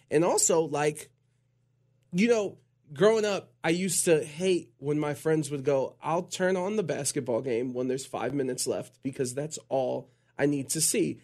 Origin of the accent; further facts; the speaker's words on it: Cleveland, Ohio, United States; I'm from Cleveland